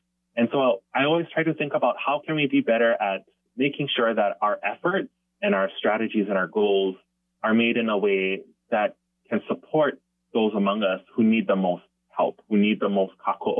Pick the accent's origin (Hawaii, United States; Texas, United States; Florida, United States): Hawaii, United States; Hilo; As somebody who grew up in Kaukaha, a Hawaiian homeland community, in fact, the oldest Hawaiian homeland community on Hawaii Island